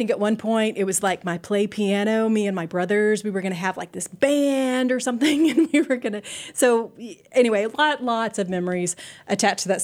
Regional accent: Lubbock, Texas, United States; I grew up in Lubbock, Texas

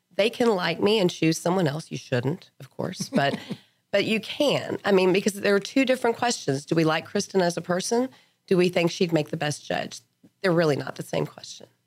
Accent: Lubbock, Texas, United States; moved away as an adult; I grew up in Lubbock

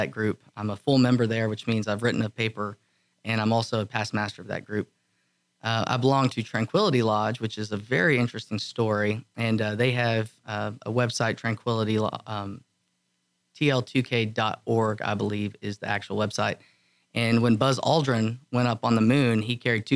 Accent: Seagraves, Texas, United States; I'm from a small town, West Texas. It's about an hour south of Lubbock called Seagraves, Texas

